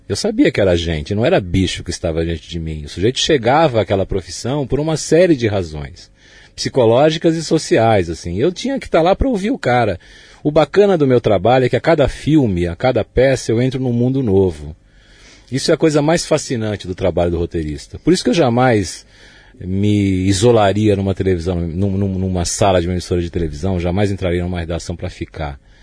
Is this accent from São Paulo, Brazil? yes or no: yes; São Paulo, Brazil; also born or lived in Germany; todo o espaço da minha infância na Moca não existe mais